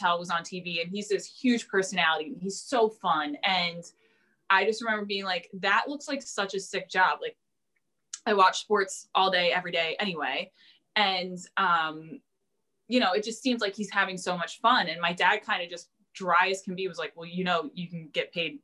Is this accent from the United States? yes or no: yes; New Jersey, United States; also born or lived in Hawaii; now in Philadelphia, United States; I grew up in South Jersey.